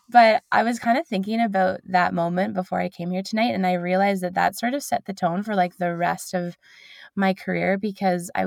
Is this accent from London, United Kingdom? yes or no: yes; London, United Kingdom; People in London, I'm from London, people in London were getting to know me, and I was very like local.